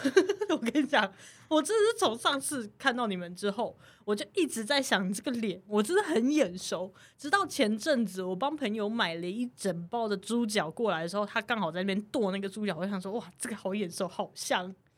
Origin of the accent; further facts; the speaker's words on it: Taiwan; 我们是台湾人